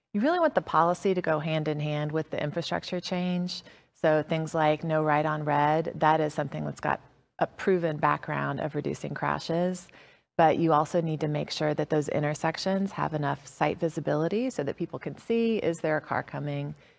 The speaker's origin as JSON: {"language": "English", "area": "DeKalb County", "region": "Georgia", "country": "United States", "tie": "born or raised there", "said": "I was a MARTA rider growing up in DeKalb County, lifelong MARTA rider"}